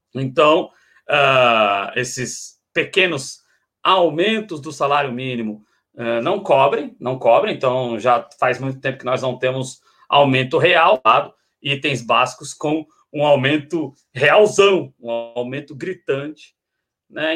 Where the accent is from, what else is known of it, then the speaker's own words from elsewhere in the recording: Brazil; todos nós temos que nos ver enquanto brasileiros